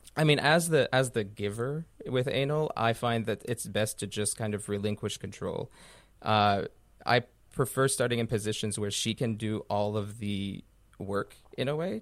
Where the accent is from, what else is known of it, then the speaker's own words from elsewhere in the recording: Canada; I'm a Canadian blogger